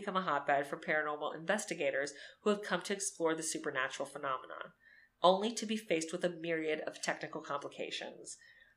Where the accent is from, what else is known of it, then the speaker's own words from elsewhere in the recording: Miami, Florida, United States; growing up in Miami